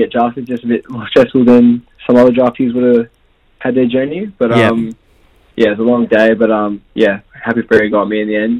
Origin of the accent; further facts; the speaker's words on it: Western Australia, Australia; also born or lived in Ghana; I was born in Ghana and I was raised there. Lived there for 4 years and then moved to Australia and then a bit back and forth through holidays, through like my junior years and through high school as well.